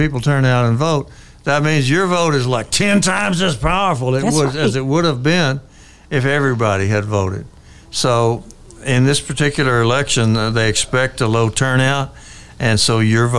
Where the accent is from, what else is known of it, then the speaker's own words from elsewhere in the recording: Texas, United States; Just for being a Texan.